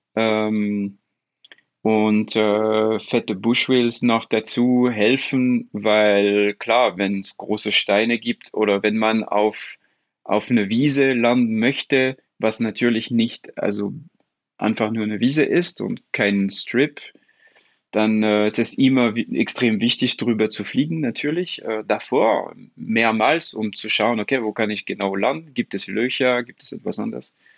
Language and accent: German; France; German is a second language; als Franzose